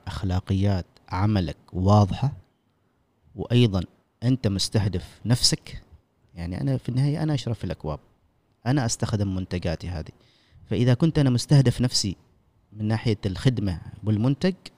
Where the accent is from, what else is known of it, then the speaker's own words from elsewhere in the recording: Oman; انا كعماني